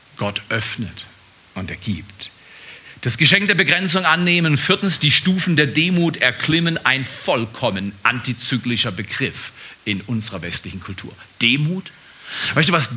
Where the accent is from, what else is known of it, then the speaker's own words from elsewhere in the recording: Germany; als Deutscher geboren zu werden